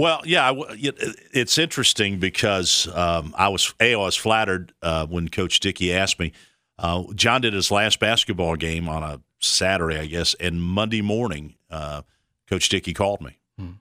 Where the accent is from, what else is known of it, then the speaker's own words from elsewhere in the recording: Ohio, United States; moved away; also born or lived in Fort Worth, Texas / Tennessee; when I was growing up in Ohio, I was a big Reds fan